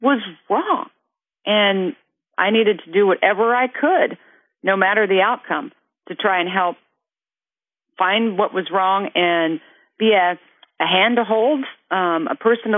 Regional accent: Kansas, United States; moved away; also born or lived in California; I was born and raised in Kansas

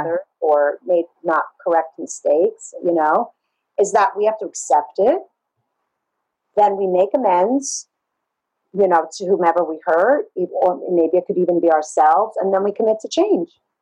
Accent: New York City, New York, United States; growing up in Brooklyn

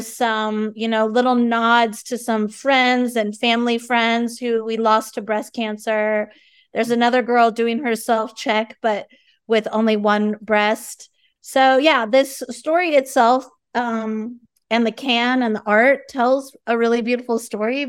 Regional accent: San Diego, California, United States; I'm from San Diego, and I went to Mira Mesa High School

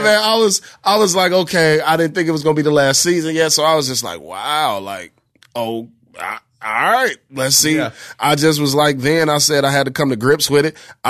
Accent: Bellwood, Illinois, United States; also born or lived in Westchester, Illinois; I'm from Westchester, Illinois, Bellwood, Illinois, where St. Joseph High School is.

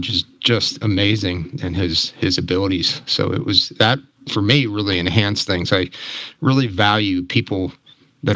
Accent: Pennsylvania, United States; moved away as an adult; also born or lived in Montana; now in Alaska, United States; I grew up in Pennsylvania, like many in our profession, grew up hunting

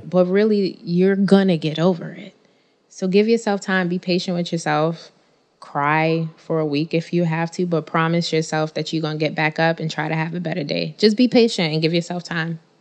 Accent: New York City, New York, United States; I'm still from Bed-Stuy

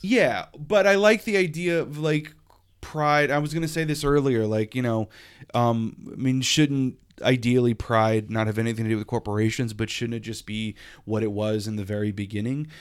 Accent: Lafayette, Louisiana, United States; now in Hartford, United States; I never had pride happening in my South Louisiana hometown.

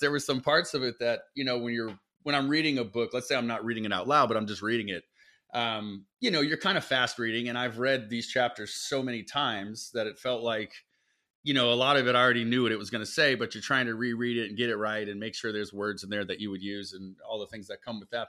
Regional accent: South Florida, United States; I grew up in South Florida

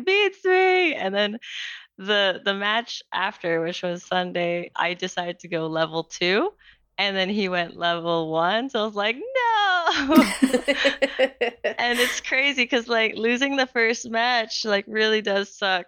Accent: Philippines; moved away as an adult; also born or lived in New Zealand / France; now in Atlanta, United States; I was born and raised in the Philippines, and I lived there for most of my life

